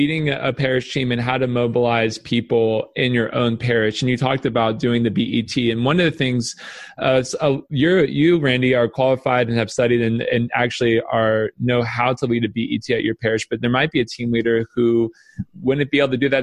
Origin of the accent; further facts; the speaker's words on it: the South, United States; now in Michigan, United States; I'm from the South.